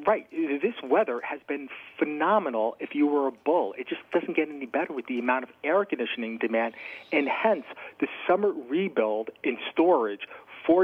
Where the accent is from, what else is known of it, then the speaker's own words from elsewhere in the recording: Pennsylvania, United States; my home state of Pennsylvania